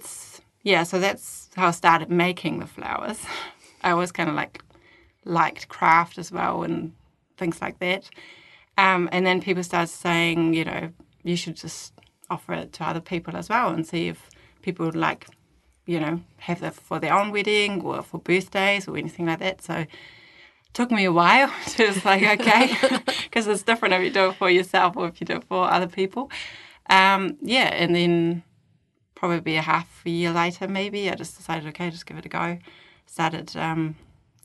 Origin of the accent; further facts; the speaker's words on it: Germany; moved away as an adult; now in Christchurch, New Zealand; I was actually born and raised in Germany.